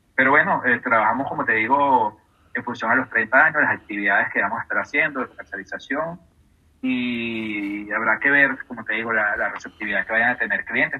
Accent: Caracas, Capital District, Venezuela; yo soy nacido en Caracas

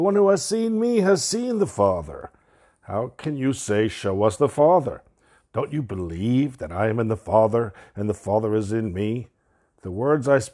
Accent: New York City, New York, United States; also born or lived in Brooklyn, New York; we moved from Brooklyn, New York to Queens, New York

